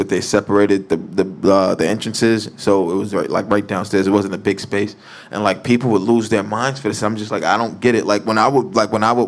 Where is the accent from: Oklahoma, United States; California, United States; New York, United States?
New York, United States; I'm a New Yorker